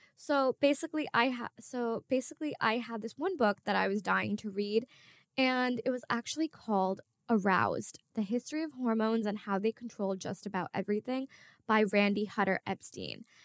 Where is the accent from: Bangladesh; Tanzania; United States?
Bangladesh; I'm from Bangladesh